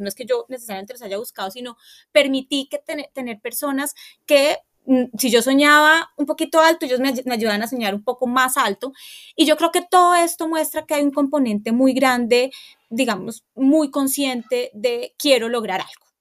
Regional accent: Bogotá, Colombia; Yo crecí en Guaymaral

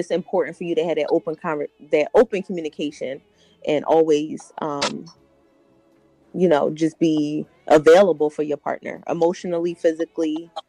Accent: Philadelphia, Pennsylvania, United States; now in Delaware County, United States; I am from Philly originally, but I traded on Philly. I live in Delco now.

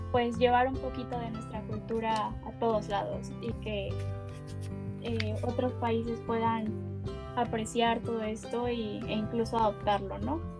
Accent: Mexico; Muchas de las fundadoras de la colectiva somos de México

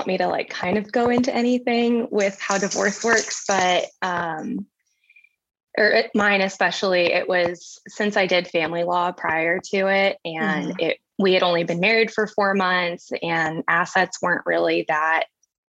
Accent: San Antonio, Texas, United States; also born or lived in Colorado; now in Austin, United States; I'm from San Antonio, but I live in Austin, Texas now

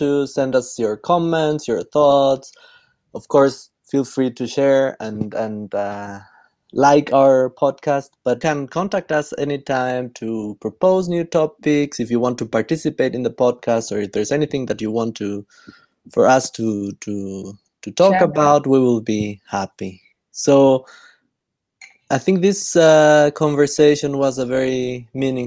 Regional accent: Spain; I am originally from Spain.

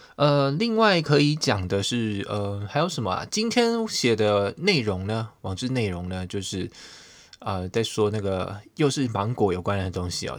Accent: Taiwan; now in United States; 我们台湾人

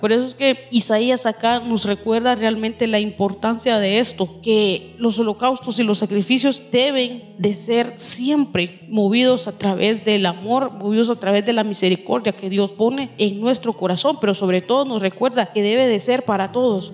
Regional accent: Guatemala; nosotros los, los guatemaltecos

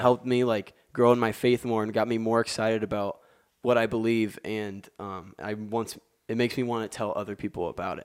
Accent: West Lafayette, Indiana, United States; I'm from West Lafayette, Indiana, um, born and raised

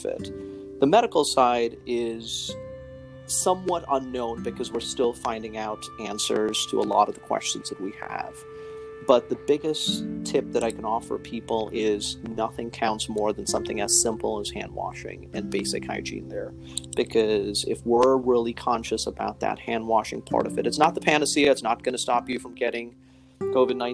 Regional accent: India; also born or lived in Chicago, United States; now in Newark, United States; I actually was born and raised in India originally, and then moved to Chicago, which is where I did my undergraduate medical school and residency training

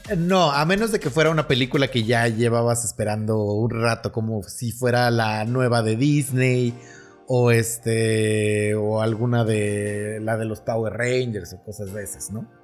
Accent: Naucalpan, State of Mexico, Mexico; no somos ni parte de la Ciudad de México ni parte del Estado

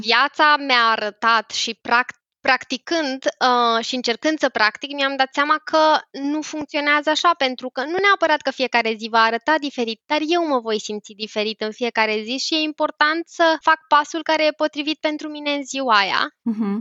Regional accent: Romania; noi ca români

